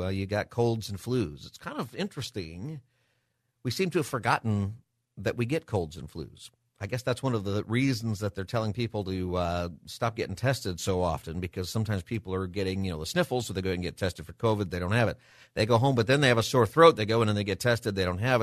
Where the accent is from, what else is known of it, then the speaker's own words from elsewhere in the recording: Antelope Valley, California, United States; I got to go to private Lutheran school, kindergarten through eighth grade, growing up in the Antelope Valley